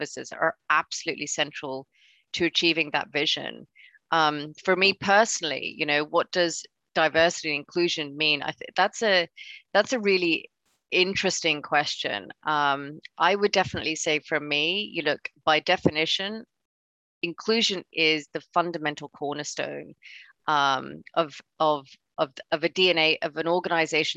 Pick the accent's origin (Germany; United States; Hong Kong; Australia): Hong Kong; moved away; I grew up in Hong Kong, so I'm originally from there.